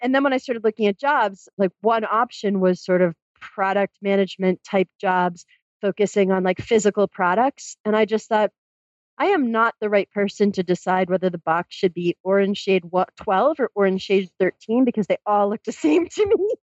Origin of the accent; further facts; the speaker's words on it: Massachusetts, United States; moved away as an adult; I grew up in Massachusetts